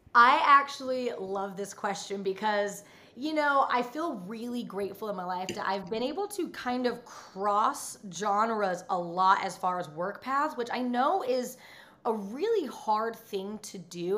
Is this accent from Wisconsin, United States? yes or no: no; Utah, United States; moved away; I grew up in Utah